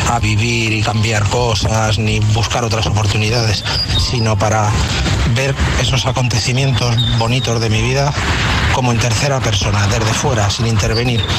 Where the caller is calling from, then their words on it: Madrid, Community of Madrid, Spain; Buenos días, chavales. Aquí … desde Madrid.